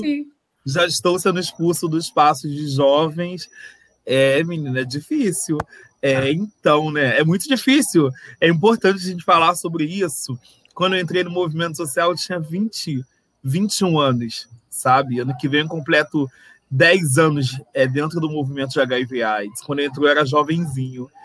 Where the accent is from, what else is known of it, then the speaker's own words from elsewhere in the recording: Rio de Janeiro, Brazil; accent: carioca; se vocês perceberem pelo sotaque, eu sou carioca